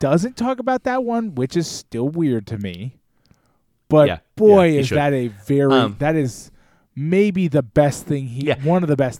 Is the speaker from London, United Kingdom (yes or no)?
no; Scotland, United Kingdom; As you can tell, I'm Scottish, man.